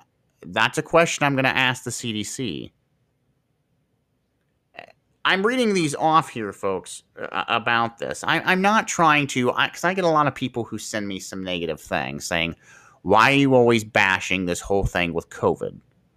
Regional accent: Marion, Ohio, United States; Here in Marion General Hospital, for example, where I'm from Marion, Ohio

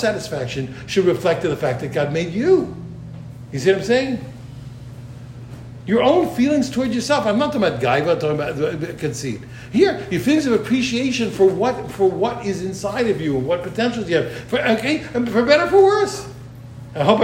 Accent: United States; I'm an American

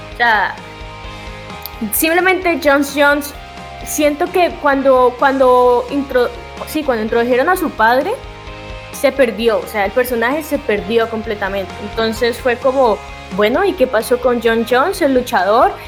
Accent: Colombia; soy colombiana, pero se me pega lo mexicano

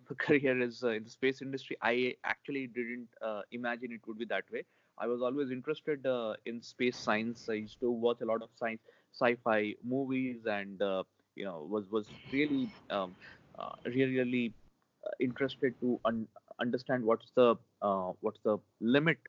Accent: India; as an Indian, and especially myself, having been, you know, technically been born and brought up within the umbrella of the Indian Space Agency

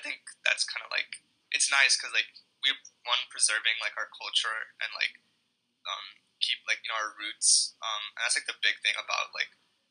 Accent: India; now in United States; I was born in India.

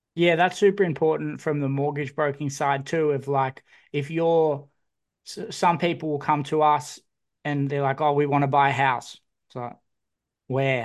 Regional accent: Newcastle, New South Wales, Australia; I grew up in Newcastle

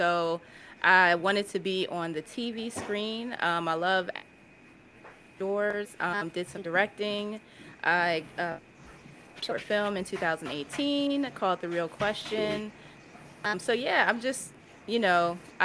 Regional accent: Philadelphia, Pennsylvania, United States; Logan, I'm from Logan

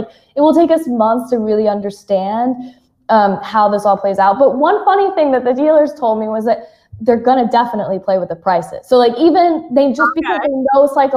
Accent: United States; moved away; I'm American, but I live abroad

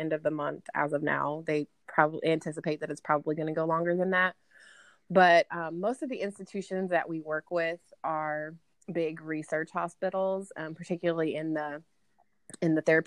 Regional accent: Lafayette, Indiana, United States; I'm calling in from Lafayette, Indiana. West Lafayette is home of Purdue University, where me and Krista went to school together. I was born and raised here, and my entire family is still here.

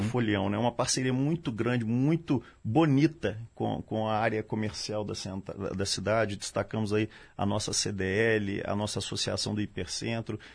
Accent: Minas Gerais, Brazil; eu falo como mineiro, não só como policial militar

